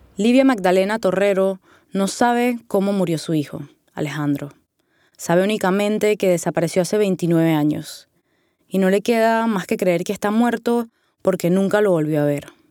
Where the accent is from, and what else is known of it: Panama City, Panama; born or raised there